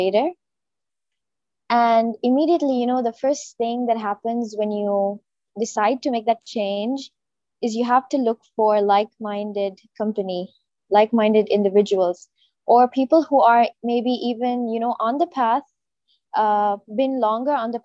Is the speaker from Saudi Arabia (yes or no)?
yes; Riyadh, Riyadh Province, Saudi Arabia; moved away as an adult; now in Jeddah, Saudi Arabia; I was born and raised in Riyadh, so almost all my life was spent in Saudi Arabia